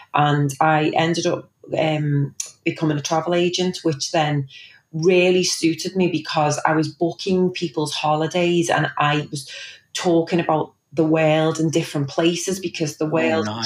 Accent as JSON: {"language": "English", "town": "Liverpool", "region": "North West England", "country": "United Kingdom", "tie": "born or raised there", "also_born_or_lived": "Knowsley Village", "said": "So born and bred in Liverpool, and I grew up in Chilwell, and I now live in Knowsley Village."}